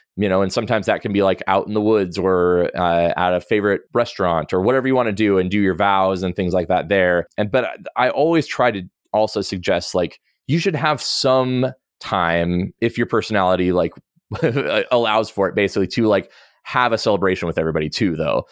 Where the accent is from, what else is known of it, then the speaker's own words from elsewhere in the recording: the Northwest, Pacific Northwest, United States; I grew up in the Northwest and outdoors